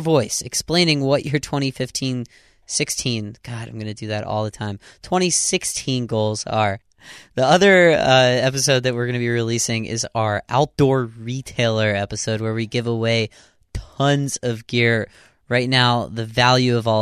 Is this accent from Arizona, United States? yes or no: no; Pittsburgh, Pennsylvania, United States; I'm from Pittsburgh, outside of Pittsburgh.